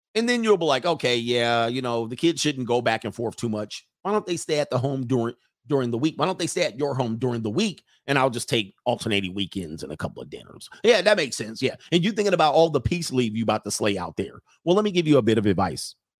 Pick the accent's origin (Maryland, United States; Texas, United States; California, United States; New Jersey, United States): California, United States; I'm from California